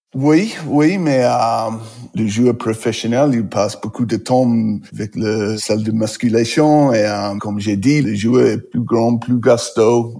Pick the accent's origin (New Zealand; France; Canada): New Zealand; New Plymouth, Taranaki; French is a second language; moved away; Je suis né à New Plymouth, c'est une ville, c'est pas petit, mais pas grande.